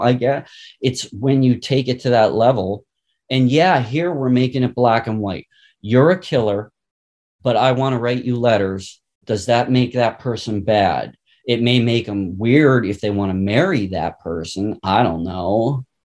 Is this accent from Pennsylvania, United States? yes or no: yes; Pittsburgh, Pennsylvania, United States; I'm from Pittsburgh